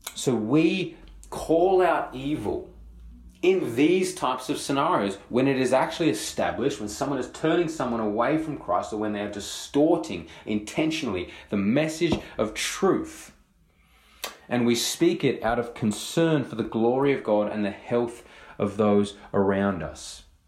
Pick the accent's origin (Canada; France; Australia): Australia